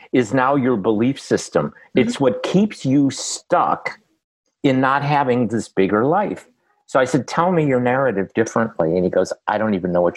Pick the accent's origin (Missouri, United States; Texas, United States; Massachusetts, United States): Massachusetts, United States; Boston; I'm from Boston